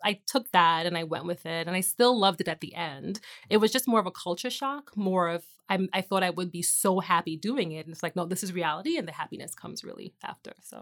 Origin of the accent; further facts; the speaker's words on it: New York, United States; also born or lived in Trinidad; I am originally from New York, born in Brooklyn, to a Caribbean family. So, grew up half the time in Brooklyn and Trinidad and then Queens, so I'm a New Yorker through and through